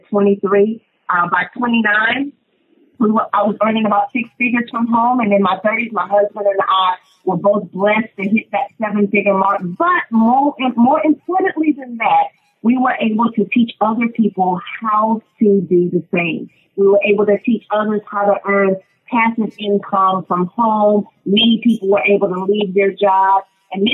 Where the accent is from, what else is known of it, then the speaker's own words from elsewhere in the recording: Montgomery, Alabama, United States; moved away as an adult; also born or lived in Atlanta, Georgia; now in Dallas-Fort Worth, United States; I'm originally from Montgomery, Alabama